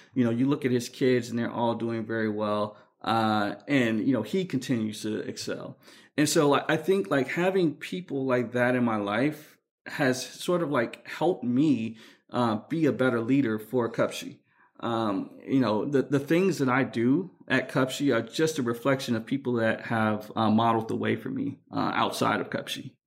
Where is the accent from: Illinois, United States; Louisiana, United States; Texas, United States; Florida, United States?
Illinois, United States; Chicago; I'm from Chicago, so I say dolls